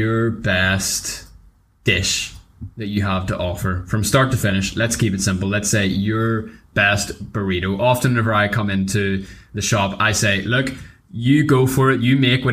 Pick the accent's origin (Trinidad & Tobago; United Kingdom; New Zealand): United Kingdom; Northern Ireland; being Northern Irish, live in Belfast